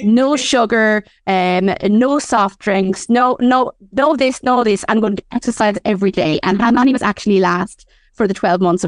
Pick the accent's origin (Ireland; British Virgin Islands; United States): Ireland; But, you know, we are Irish women and we do have a particular love affair with minding our hair.